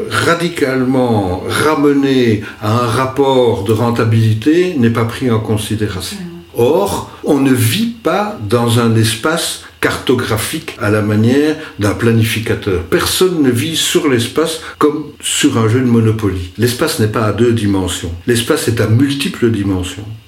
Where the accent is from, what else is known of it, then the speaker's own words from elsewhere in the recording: Wallonia, Belgium; parce que on est luxembourgeois et on l'affirme.